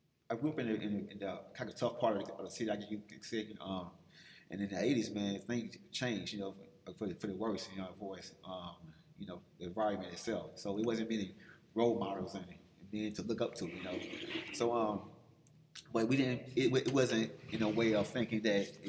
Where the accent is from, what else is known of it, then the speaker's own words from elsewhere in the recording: Atlanta, Georgia, United States; I'm from Atlanta